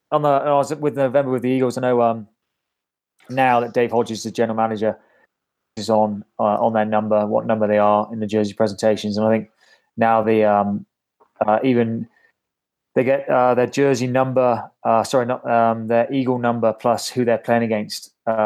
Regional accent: Bath, South West England, United Kingdom; moved away as an adult; also born or lived in Bristol / Exeter; now in United States; Yeah, I was born in Bristol, like 10 minutes away, and then basically bred in Bath. Went to school in Bath, did everything in Bath, played for Bath growing up, and then went to Exeter University and then moved over here for my grad work and for the last 18 years of my life.

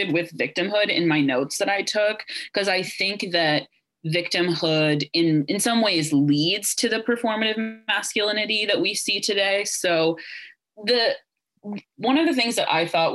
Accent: Ohio, United States; I was raised evangelical in Ohio

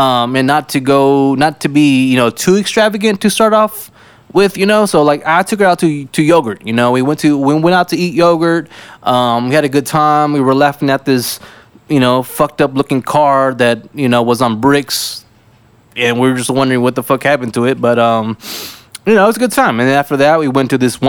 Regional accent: South Texas, United States; now in San Antonio, United States; I am from South Texas

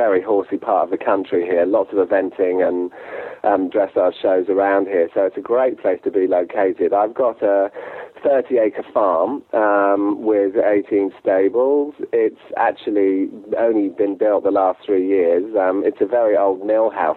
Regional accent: Sark, Guernsey; now in Gloucestershire, United Kingdom; I'm actually from the Channel Islands, a very small island called Sark, which actually has no cars on it, just 600 people live there, so I was brought up there, and moved to England about 25 years ago

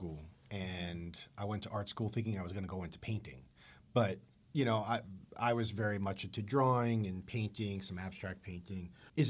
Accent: New York City, New York, United States; moved away as an adult; now in Los Angeles, United States; I'm a New York City East Coast kid.

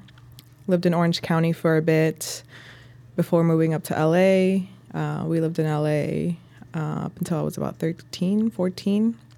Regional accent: Durango, Mexico; moved away; also born or lived in Canatlán; I guess my life journey begins in Mexico. I'm from Durango, Mexico. Mm-hmm. So I was born there. We alternated living between, you know, the city of Durango and like a little pueblo, like rural mm-hmm. town called Canatlan.

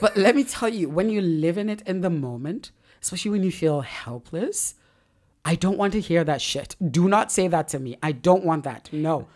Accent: Lagos, Nigeria; as a Nigerian in, in Lagos

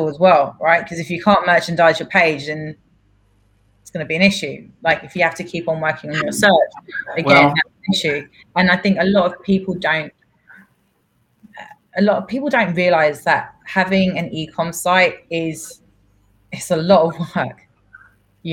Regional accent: London, United Kingdom; born or raised there; first language Greek; English is a second language; moved away as an adult; now in New York, United States

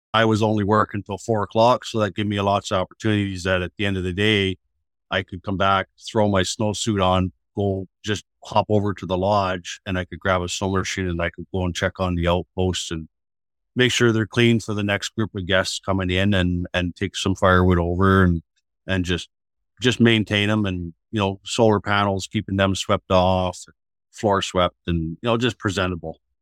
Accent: Atikokan, Ontario, Canada; I was born in Attaquocan, born and raised

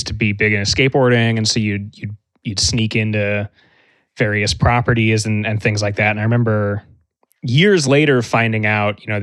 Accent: Los Angeles, California, United States; LA is just where I'm from

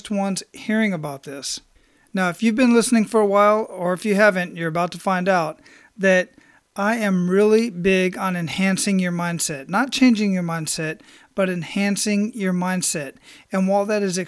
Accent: Phoenix, Arizona, United States; moved away; I'm born and raised in Phoenix

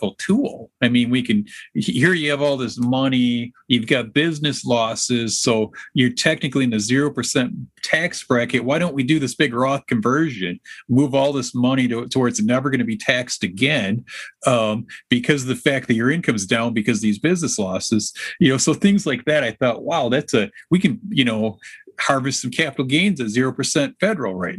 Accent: Alpena, Michigan, United States; now in Lansing, United States; I actually was born and raised in northern Michigan, northern lower Michigan

